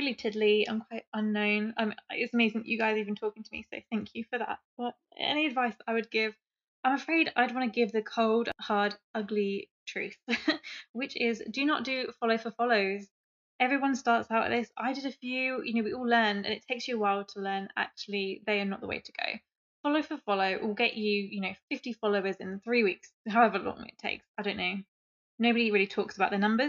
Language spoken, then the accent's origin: English; England, United Kingdom; I'm English